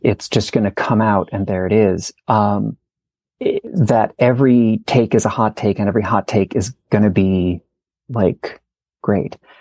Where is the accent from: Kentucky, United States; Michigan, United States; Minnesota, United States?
Minnesota, United States; St. Paul; moved away as an adult; also born or lived in Santa Fe / Portland, Oregon / New York / Salt Lake City; I grew up in St. Paul